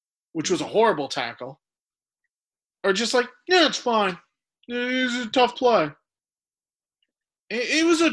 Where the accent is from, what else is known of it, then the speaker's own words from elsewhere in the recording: United States; as an American